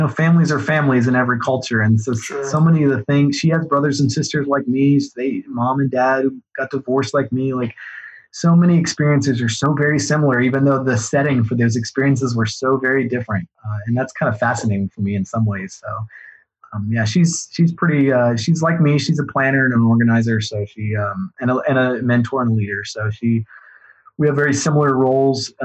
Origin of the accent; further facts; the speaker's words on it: Columbus, Ohio, United States; Growing up in Columbus